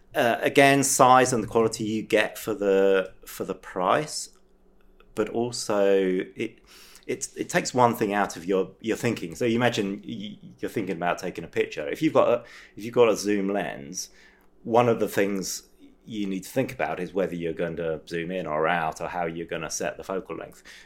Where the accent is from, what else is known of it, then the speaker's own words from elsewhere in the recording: England, United Kingdom; moved away as an adult; now in France; I'm from England originally